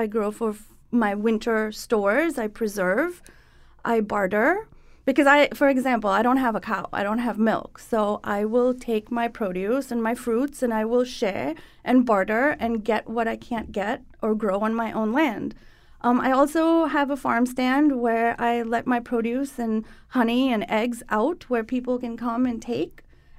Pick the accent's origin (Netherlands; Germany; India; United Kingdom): India; Mumbai, Maharashtra; So I grew up in Bombay, and I spent the weekends in the countryside with families that homesteaded.